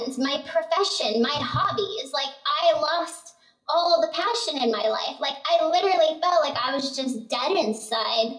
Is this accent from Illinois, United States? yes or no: no; Arizona, United States; I grew up in Arizona